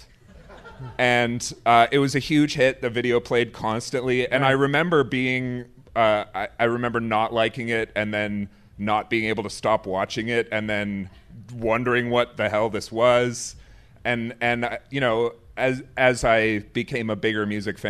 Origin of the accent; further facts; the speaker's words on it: Belleville, Ontario, Canada; growing up in Belleville in the 80s